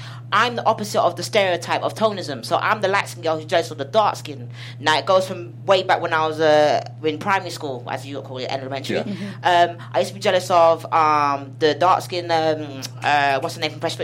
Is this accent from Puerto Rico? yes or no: no; London, United Kingdom; I come from South London